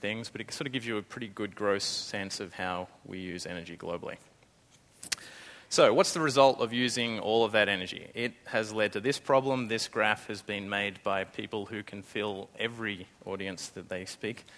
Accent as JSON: {"language": "English", "country": "Australia", "accent": "Australian", "moved": "yes", "lives_now": "San Francisco, United States", "said": "Australia, that's my accent"}